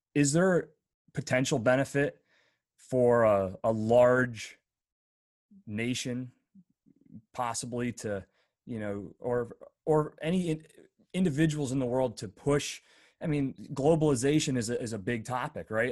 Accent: northwestern Pennsylvania, United States; I grew up in northwestern P

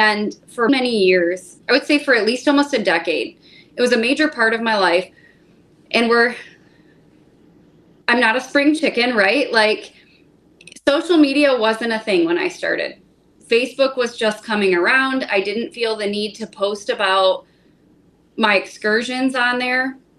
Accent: United States; I started with just fishing as little knee-high, going out with my dad. I grew up on Lake Erie, and that was how the outdoors was introduced to me.

